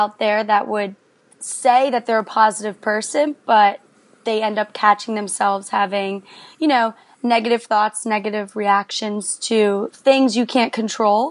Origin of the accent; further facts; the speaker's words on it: Philadelphia, Pennsylvania, United States; I'm from Philadelphia